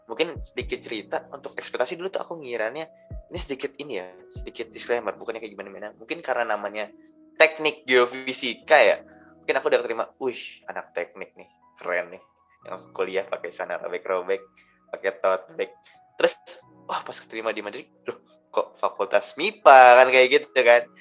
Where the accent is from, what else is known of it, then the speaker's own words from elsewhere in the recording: Jakarta, Indonesia; mungkin kebetulan aku dari Jakarta orang Jawa juga ini realitanya mungkin dulu awal-awal agak susah sih sebenarnya bondingnya itu loh